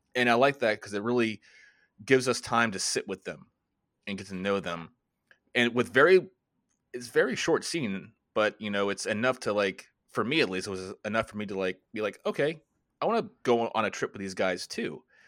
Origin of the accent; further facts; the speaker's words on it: Florida, United States; also born or lived in Washington, D.C. area; now in near Washington, D.C., United States; I'm, uh, originally from Florida. I currently live right outside of Washington, D C